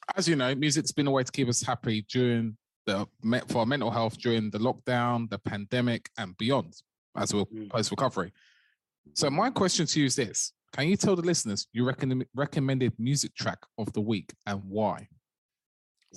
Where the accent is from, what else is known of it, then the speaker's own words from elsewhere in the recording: London, United Kingdom; growing up in South London, we became like a bit of a brotherhood